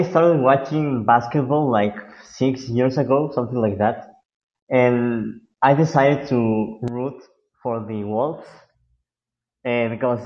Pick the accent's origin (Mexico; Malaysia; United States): Mexico; I'm not from the U.S. I'm from Mexico